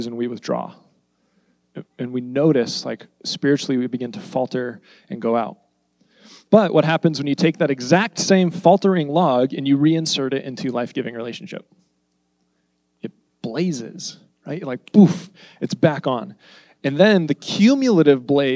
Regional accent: United States; all of us, we're American.

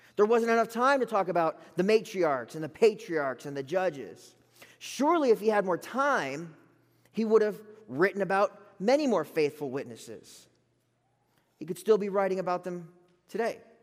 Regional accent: Gulf Coast of South Florida, United States; now in Lubbock, United States; I'm from the Gulf Coast of Florida

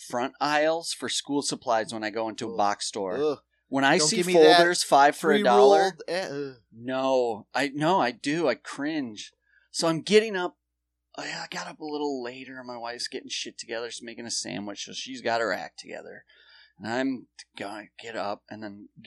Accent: South Dakota, United States; now in New York, United States; our homeland of South Dakota

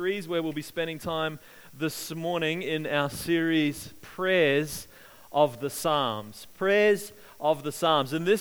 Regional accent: Australia; growing up in Australia

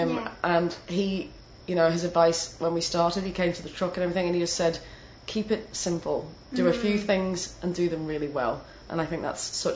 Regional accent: the north of England, United Kingdom; accent: northern English; moved away; my northern English accent

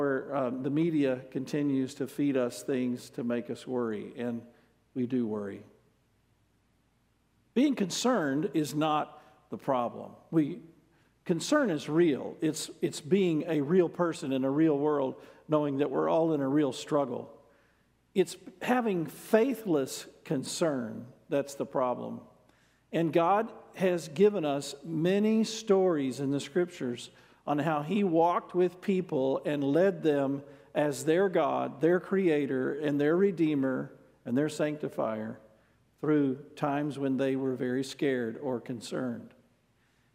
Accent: United States; as an American

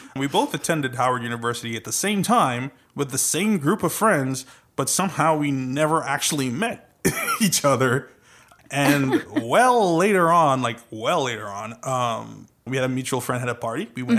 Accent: Trinidad & Tobago; accent: Trinidadian; now in United States; Kinda, with my Trinidadian accent. I'm from the beautiful island of Trinidad and Tobago, island country of Trinidad and Tobago.

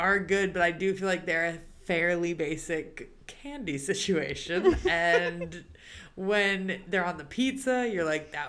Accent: Savannah, Georgia, United States; growing up in Savannah, Georgia

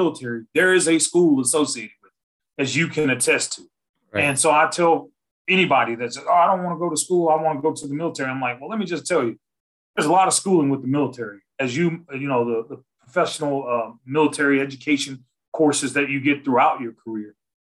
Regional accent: West Monroe, Louisiana, United States; moved away; where I'm from, where the Duck Dynasties guys are in West Monroe, Louisiana. That's my hometown

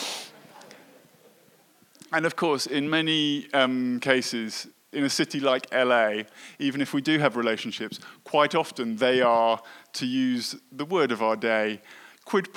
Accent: United Kingdom; I was brought up in Britain

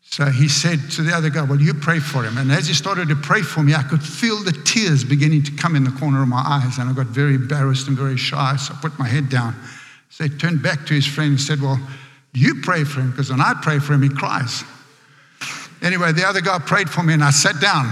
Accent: Johannesburg, Gauteng, South Africa; accent: South African; moved away as an adult; now in United States; I grew up in a very poor area back in Johannesburg.

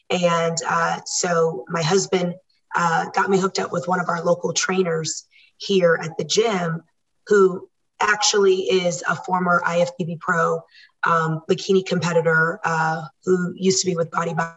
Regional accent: Washington, D.C., United States; moved away as an adult; also born or lived in Virginia; now in Murrieta, United States; I am originally from the East Coast, born and raised in DC and Virginia, and we moved to Murrieta, California in 2013

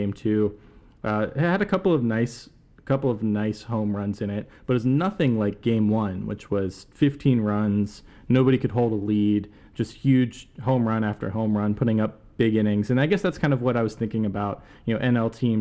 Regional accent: outside Pittsburgh, Pennsylvania, United States; I grew up outside Pittsburgh

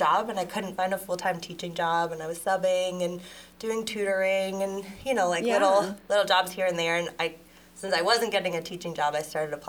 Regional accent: Erie, Pennsylvania, United States; now in Coppell, United States; So I grew up in Pennsylvania.

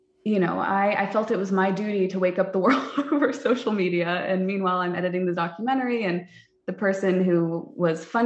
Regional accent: California, United States; moved away as an adult; now in Texas, United States; I grew up in California, incredibly liberal

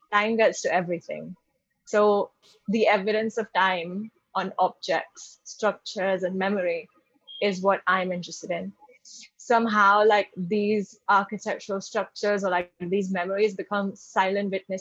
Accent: Mumbai, Maharashtra, India; moved away as an adult; also born or lived in London; my personal experiences growing up in Bombay and then living in London for a while

